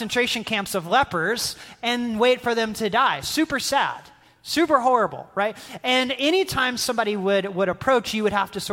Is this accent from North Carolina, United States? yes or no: yes; North Carolina, United States; moved away as an adult; also born or lived in Dallas, Texas; Southern kid from North Carolina, right, going to school at Dallas Seminary, having spent my entire life in the Bible Belt.